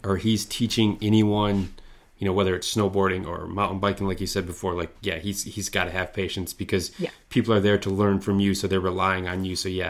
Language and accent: English; Midwest, United States; I grew up skiing here in the Midwest.